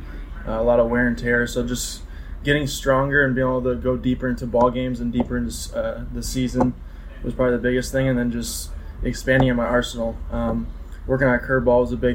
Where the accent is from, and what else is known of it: Mount Pleasant, Michigan, United States; born or raised there; moved away as an adult